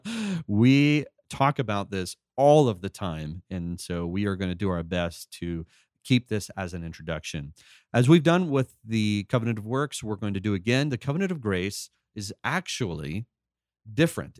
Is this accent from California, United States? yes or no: yes; California, United States; I was born and raised in Cali, sunny California